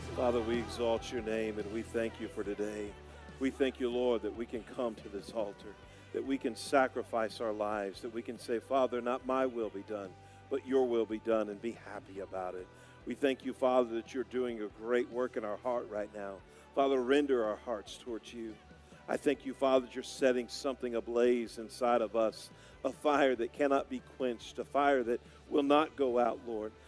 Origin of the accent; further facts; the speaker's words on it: Broken Arrow, Oklahoma, United States; moved away as an adult; also born or lived in Altus, Oklahoma; now in Perry, United States; I grew up in Broken Arrow, Oklahoma.